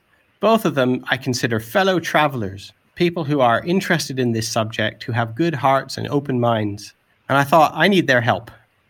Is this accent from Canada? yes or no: yes; Canada; now in England, United Kingdom; I'm a Canadian who's been living in England for the last 20 or so years.